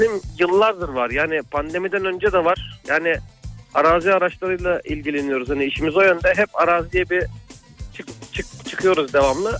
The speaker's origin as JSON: {"language": "Turkish", "region": "Bursa", "country": "Turkey", "said": "Bursalıyım ama Adanalı kadar mangallı, mangalcılığımız var"}